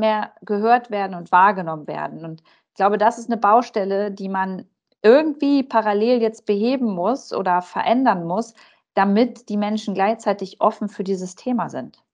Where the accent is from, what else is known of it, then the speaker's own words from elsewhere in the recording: Germany; bei uns in Deutschland